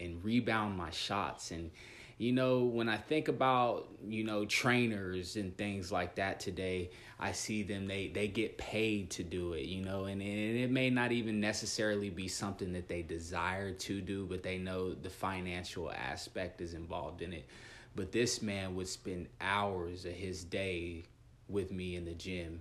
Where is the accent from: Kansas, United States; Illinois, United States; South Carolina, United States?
Kansas, United States; Dodge City; moved away as an adult; also born or lived in Dumas, Texas / Guymon, Oklahoma / Spain; now in Sioux Falls, United States; was born and raised in Dodge City, Kansas.